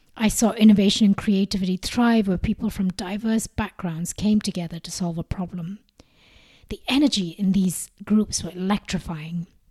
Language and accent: English; India; moved away as an adult; also born or lived in Sweden / Singapore; growing up in India, the rich textile heritage crafts were always a big part of my life